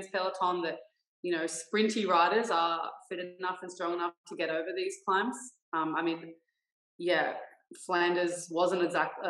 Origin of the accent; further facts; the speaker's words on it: Australia; moved away; also born or lived in Brisbane; as an Australian rider